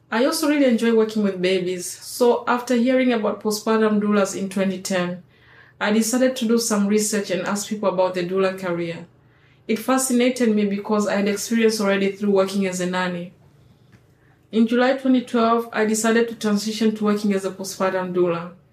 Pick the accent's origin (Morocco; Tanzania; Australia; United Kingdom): Tanzania; moved away as an adult; now in Bay Area, United States; I'm 36 years old and I come from Tanzania. I'm married and I've been living in the Bay Area for 16 years.